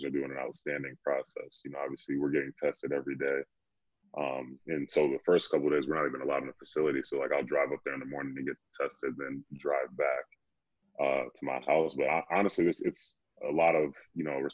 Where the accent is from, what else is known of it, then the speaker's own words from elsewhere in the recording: Tinley Park, Illinois, United States; moved away as an adult; also born or lived in Baltimore; I'm from Tinley Park, born and raised